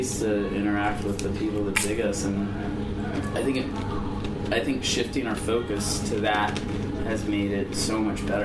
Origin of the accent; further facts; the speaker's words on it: Land O'Lakes, Florida, United States; moved away as an adult; also born or lived in Los Angeles; now in Tampa, United States; We live in Tampa, but we grew up in Land O'Lakes